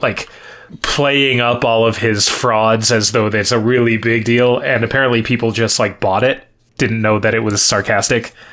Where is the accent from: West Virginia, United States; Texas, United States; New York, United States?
New York, United States; I was from New York